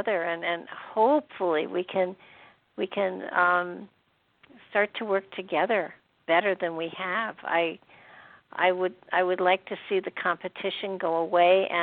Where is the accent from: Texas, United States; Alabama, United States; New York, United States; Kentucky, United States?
New York, United States; moved away as an adult; also born or lived in Michigan; I was from New York.